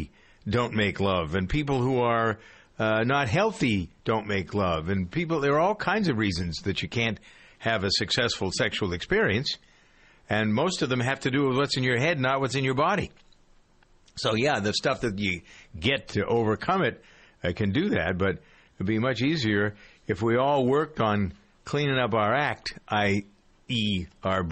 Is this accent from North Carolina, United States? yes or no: no; Framingham, Massachusetts, United States; Framingham, by the way, which is my hometown today